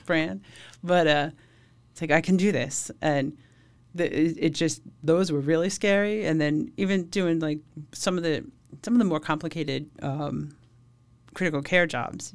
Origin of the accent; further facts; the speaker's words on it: Suffolk County, Long Island, New York, United States; I grew up in Suffolk County.